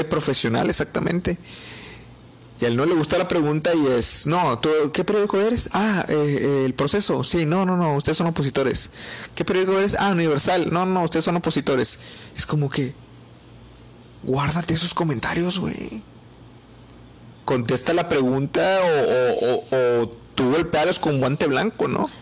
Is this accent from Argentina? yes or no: no; Mexico; somos mexicanos